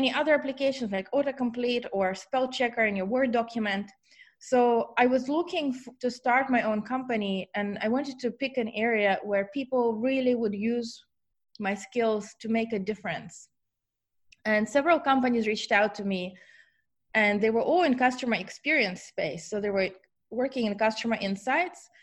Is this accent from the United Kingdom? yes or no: no; Ukraine; moved away as an adult; also born or lived in Germany / Auckland, New Zealand; now in San Francisco, United States; I'm from Ukraine originally, but for the last 20 years, I actually lived in different countries. First, Germany, where I did my master's in computational linguistics, and then in New Zealand for 13 years.